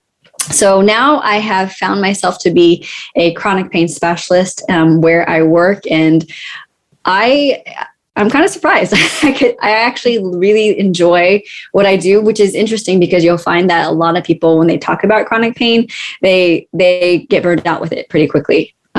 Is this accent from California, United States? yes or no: yes; California, United States; now in Durham, United States; It has been a bit of a shift because I moved from California. And for me, I will always be a California girl.